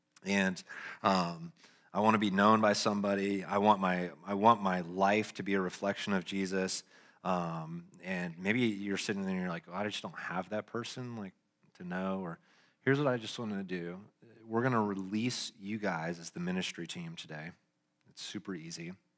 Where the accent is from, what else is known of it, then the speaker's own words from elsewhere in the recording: Lexington, Kentucky, United States; born there; I was born in Kentucky. Yeah. Lexington.